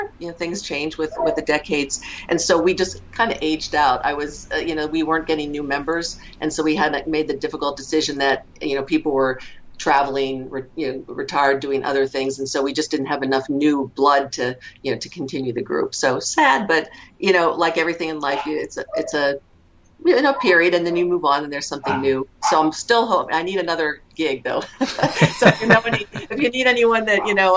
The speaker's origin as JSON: {"language": "English", "region": "Western Pennsylvania", "country": "United States", "tie": "born or raised there", "also_born_or_lived": "Maine / Rochester, New York", "moved": "as an adult", "lives_now": "Southern California, United States", "said": "was born in Western Pennsylvania, so go Steelers, still a big Steelers fan. that doesn't go away. Lived in Maine for 6 years because our dad's job took us there, so lived in coastal Maine, beautiful, area to grow up as a kid. Came back to Pennsylvania for high school"}